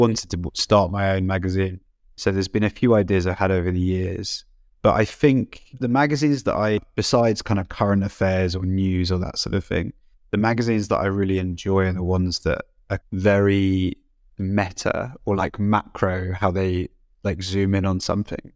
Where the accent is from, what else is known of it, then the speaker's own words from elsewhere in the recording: United Kingdom; I'm British.